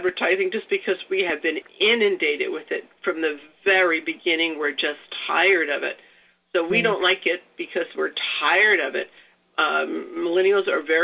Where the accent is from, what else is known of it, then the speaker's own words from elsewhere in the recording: New York City, New York, United States; I grew up in the New York area. I grew up in New York City